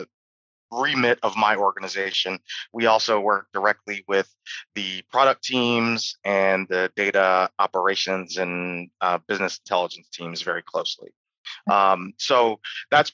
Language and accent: English; Detroit, Michigan, United States; I lived in Detroit, which is my hometown.